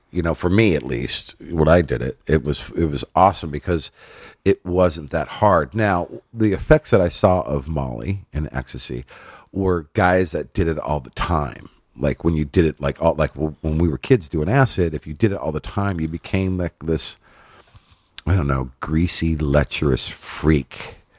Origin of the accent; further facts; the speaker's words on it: Inland Empire, Southern California, United States; also born or lived in Los Angeles / Hollywood / San Fernando Valley; grew up in the I E, um, and then got out to Hollywood, like, at about twelve, when I was twelve, San Fernando Valley and Hollywood and all that. So, yeah, California native, Southern California